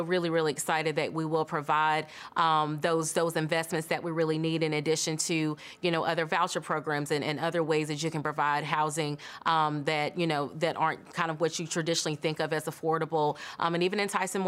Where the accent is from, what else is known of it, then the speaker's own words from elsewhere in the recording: Greensboro, North Carolina, United States; I grew up in Greensboro, North Carolina, and we always had breakfast with a Black Santa at Bennett College